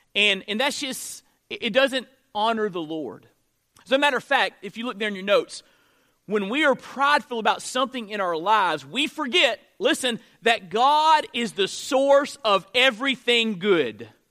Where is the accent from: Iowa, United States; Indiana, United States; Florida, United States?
Florida, United States; moved away as an adult; now in Mississippi, United States; I'm from Florida, so I'm a Florida State fan